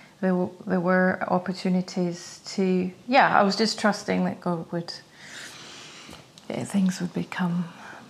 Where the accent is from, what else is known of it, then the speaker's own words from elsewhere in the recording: Scotland, United Kingdom; moved away as an adult; also born or lived in London; being Scottish